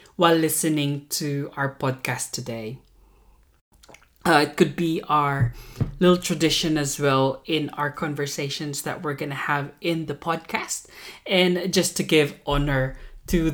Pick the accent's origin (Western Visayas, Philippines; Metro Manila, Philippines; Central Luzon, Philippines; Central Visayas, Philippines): Central Luzon, Philippines; moved away as an adult; now in Australia; I am born and raised in the Philippines, proud Filipino here, proud Kapampangan as well.